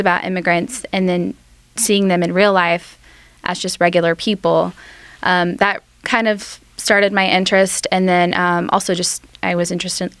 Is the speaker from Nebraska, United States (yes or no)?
no; Oklahoma City, Oklahoma, United States; I grew up mostly in Oklahoma City, and my family and I lived in Capitol Hill